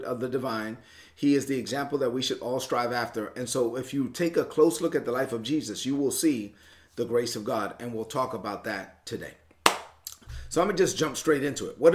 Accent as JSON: {"language": "English", "region": "New York", "country": "United States", "moved": "yes", "said": "I'm from New York."}